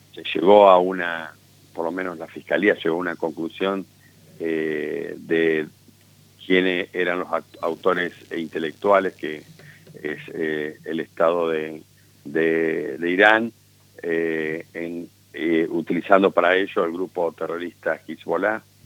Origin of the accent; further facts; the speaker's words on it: Argentina; como argentino